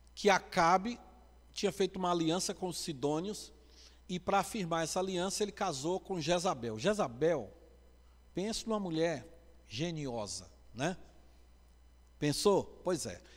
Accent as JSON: {"language": "Portuguese", "region": "Northeast Region", "country": "Brazil", "said": "Como bom nordestino"}